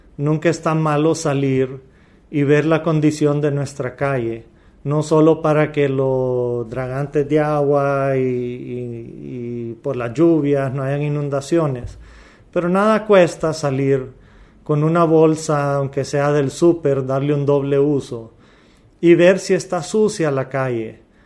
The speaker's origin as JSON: {"language": "Spanish", "country": "Honduras", "also_born_or_lived": "Louisiana, United States", "moved": "as an adult", "said": "yo soy hondureño, yo soy latino"}